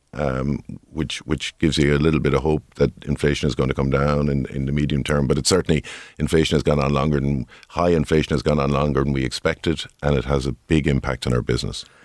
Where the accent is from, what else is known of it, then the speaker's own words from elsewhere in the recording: Tipperary, Munster, Ireland; I grew up in Tipperary.